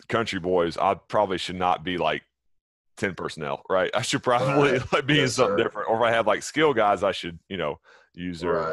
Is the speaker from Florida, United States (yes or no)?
no; Texas, United States; moved away as an adult; I am, yes, sir. First 34 years of my life there.